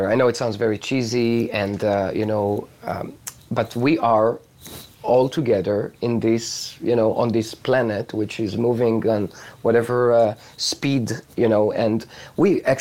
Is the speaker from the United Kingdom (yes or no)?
no; Israel; you know I come from Israel, although I have friends like all over the world uh, right now.